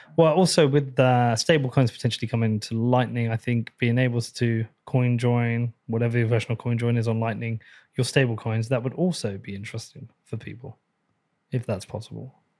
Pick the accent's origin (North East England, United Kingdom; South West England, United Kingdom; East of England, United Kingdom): East of England, United Kingdom; Bedford; Appreciate you coming to my hometown